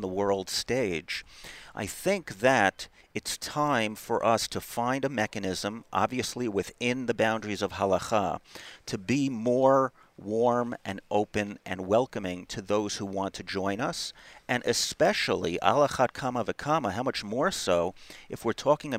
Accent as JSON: {"language": "English", "region": "New York area", "country": "United States", "tie": "born or raised there", "moved": "as an adult", "lives_now": "Israel", "said": "I grew up in the New York area."}